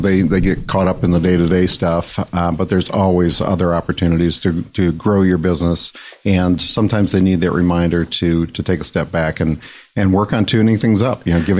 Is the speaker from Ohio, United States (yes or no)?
no; Detroit, Michigan, United States; I'm actually from Michigan. I grew up outside of Detroit.